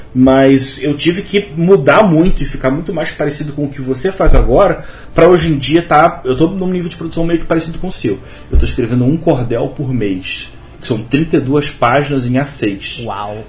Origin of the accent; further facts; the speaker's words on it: Rio de Janeiro, Brazil; eu sou carioca, mas eu tenho uma avó baiana, eu cresci ouvindo histórias